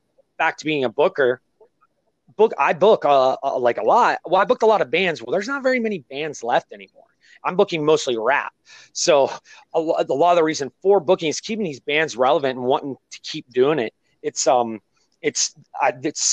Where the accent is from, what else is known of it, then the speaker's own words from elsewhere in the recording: Ohio, United States; I'm from Ohio